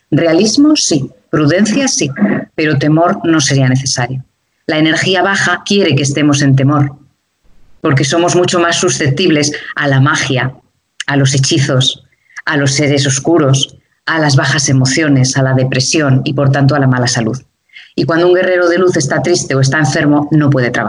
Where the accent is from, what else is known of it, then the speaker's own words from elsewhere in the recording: Madrid, Community of Madrid, Spain; moved away as an adult; now in Mallorca, Spain; Soy de Madrid, pero ahora estoy viviendo en Mallorca, en las Baleares.